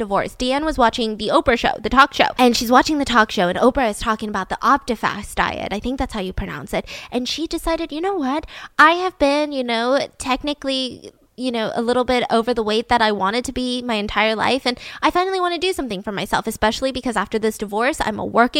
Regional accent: United States; I'm American

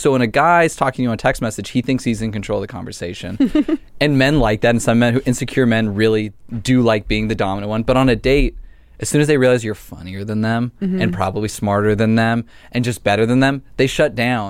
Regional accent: Los Angeles, California, United States; I grew up in the Valley.

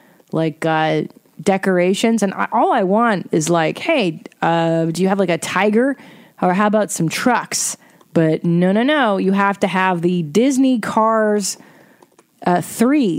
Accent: Windsor, Ontario, Canada; moved away; I was born in Canada, Windsor, Ontario, proud Windsor native.

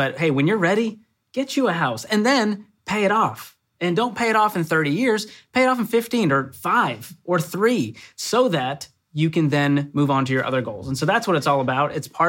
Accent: Boston, Massachusetts, United States; I'm from Boston.

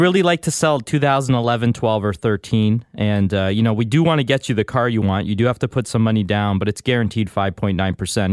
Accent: Canada; I'm a proud, loyal Canadian. I was born and raised here.

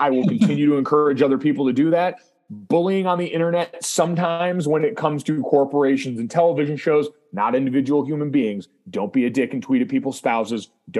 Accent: Indiana, United States; just growing up around Notre Dame and the place really being an obsession.

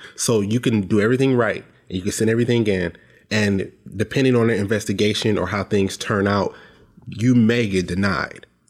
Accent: Detroit, Michigan, United States; now in Lansing, United States; I live in Lansing now. I was born in Detroit

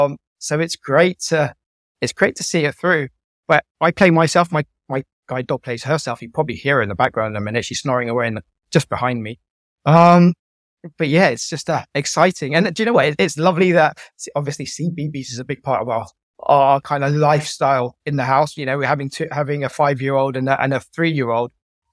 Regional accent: Guildford, South East England, United Kingdom; It's from growing up in Guildford in Surrey to going to university, falling in love, getting married, and then losing my sight, and then my journey through sight loss.

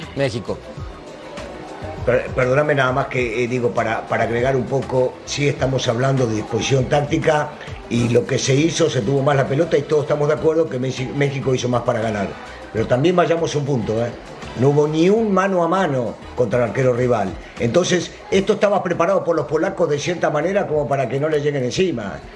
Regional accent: Argentina

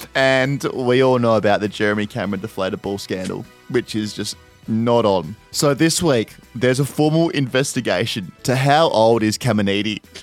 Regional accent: Adelaide, South Australia, Australia; I'm from Adelaide

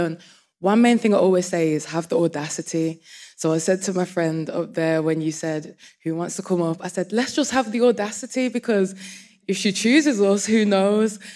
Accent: Birmingham, West Midlands, United Kingdom; I'm from Birmingham

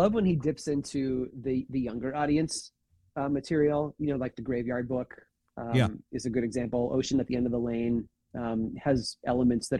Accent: Central Illinois, United States; Central Illinois

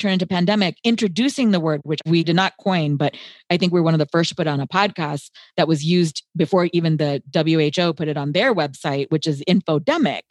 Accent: United States; I was born and raised in the United States

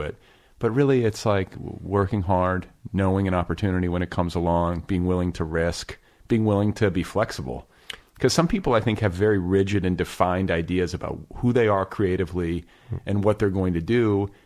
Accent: Indiana, United States; I grew up in Indiana

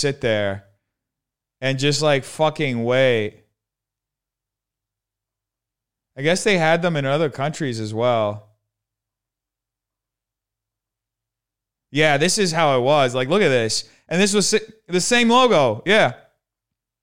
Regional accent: Brazil; moved away; also born or lived in New Jersey, United States / Brooklyn, New York, United States; growing up in Brazil

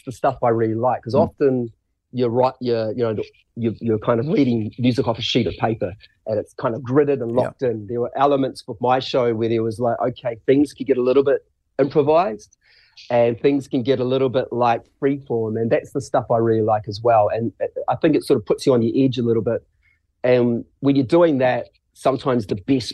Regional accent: Christchurch, Canterbury, New Zealand; growing up in Christchurch, watching bands and watching acts

